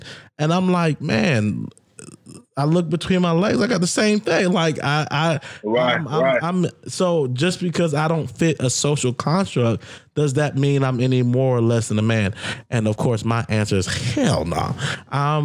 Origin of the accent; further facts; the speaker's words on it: the South, United States; I grew up in the South